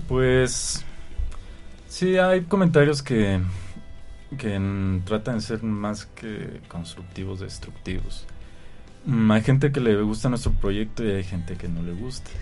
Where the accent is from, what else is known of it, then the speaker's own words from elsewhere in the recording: Mexico City, Mexico; Yo, Zambrano y Juanchis somos de, del DF